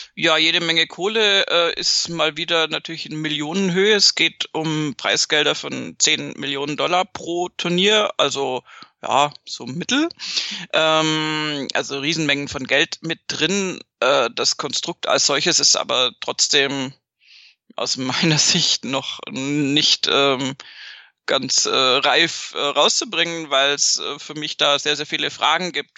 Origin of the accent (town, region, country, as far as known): Munich, Bavaria, Germany